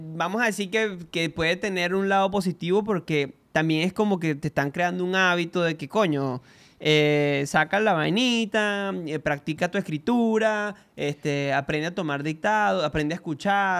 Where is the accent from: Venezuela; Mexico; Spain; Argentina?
Venezuela; nosotros somos venezolanos